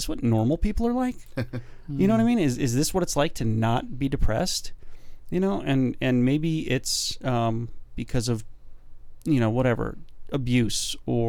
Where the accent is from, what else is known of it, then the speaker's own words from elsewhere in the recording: United States; as an American male